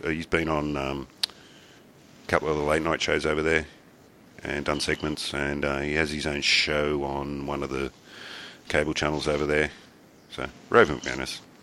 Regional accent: Australia; I'm Australian

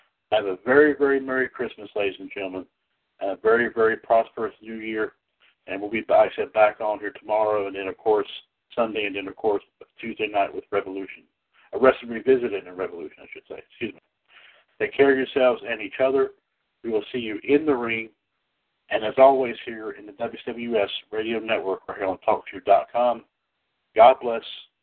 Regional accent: Trinity, North Carolina, United States; here in Trinity, right here in my hometown

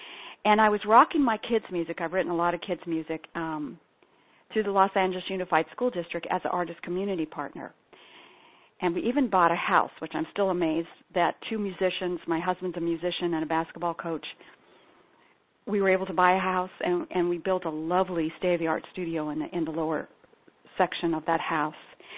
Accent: Ethiopia; I'm a daughter and granddaughter of evangelical Christian missionaries. So I was born and raised in Ethiopia.

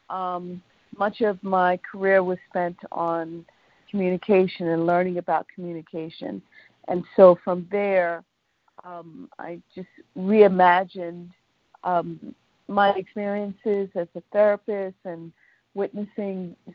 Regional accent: New York, United States; Uh, so I'm native New Yorker, um, suburban, and mm-hmm. um, all I've been here all of my life.

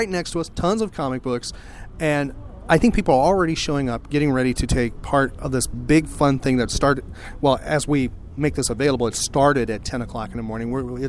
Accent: Chicago, Illinois, United States; now in Orlando, United States; Kimmy and I grew up in the Midwest, in the Chicagoland area.

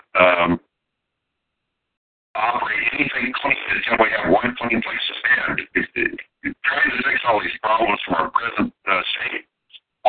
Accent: Montana, United States; raised in Montana in farm communities and very small cities

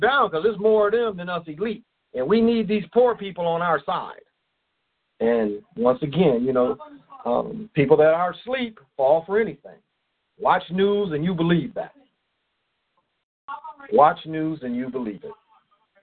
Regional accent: Kalamazoo, Michigan, United States; now in St. Paul, United States; I grew up mostly in European neighborhoods. I mean, I lived on the west side of Kalamazoo

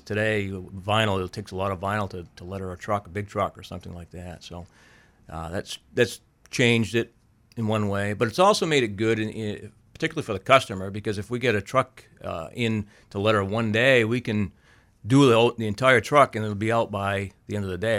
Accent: Auburn, Maine, United States; I grew up in Auburn

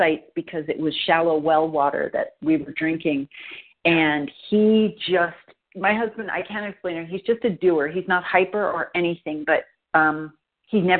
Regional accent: New York, United States; moved away as an adult; now in San Francisco, United States; we're both from the East Coast. I'm from New York

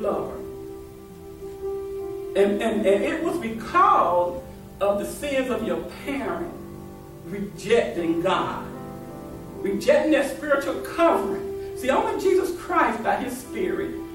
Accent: Raleigh, North Carolina, United States; I'm from Raleigh

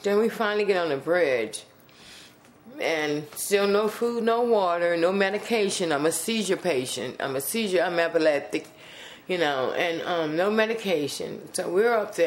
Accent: New Orleans, Louisiana, United States; I'm from New Orleans, Louisiana

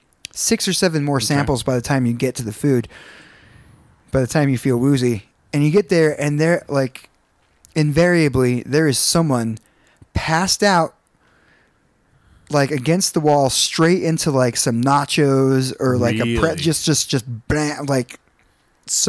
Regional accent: the South, United States; now in Albuquerque, United States; But I grew up in South

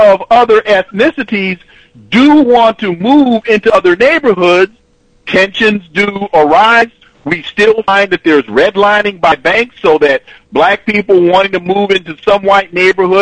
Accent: California, United States; moved away; I'm originally from California

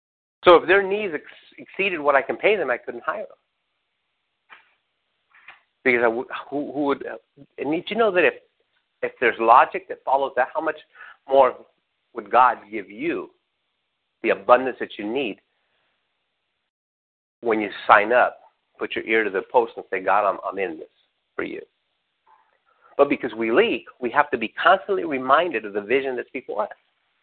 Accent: Redlands, California, United States; I had to get up at 5 to leave around 5 to get to where I was at 7, because I was from Redlands and had to work on Crenshaw and Imperial.

